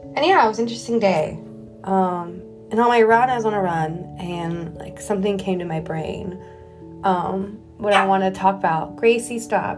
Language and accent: English; Texas, United States; moved away as an adult; now in New York City, United States; growing up in Texas, you know, grandfather from Iran, mom overseas, dad from Midwest